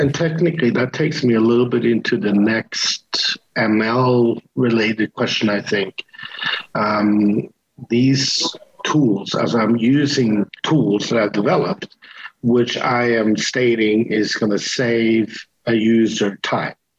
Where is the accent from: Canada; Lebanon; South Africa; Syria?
Canada; moved away; I lived in Canada for many years. I am Canadian